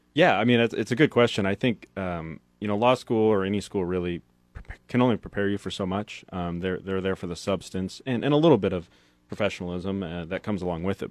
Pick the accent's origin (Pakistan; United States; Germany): United States; Hastings, Nebraska; moved away as an adult; also born or lived in Lincoln, Nebraska; I'm actually from Hastings